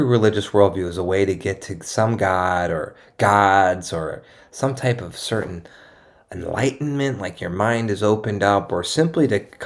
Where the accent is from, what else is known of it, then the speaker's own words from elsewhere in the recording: East Coast, United States; now in San Diego, United States; I'm from the East Coast